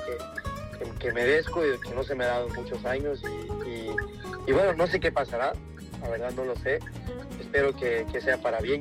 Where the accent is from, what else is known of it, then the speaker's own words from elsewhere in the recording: Mexico; quiero torear en mi tierra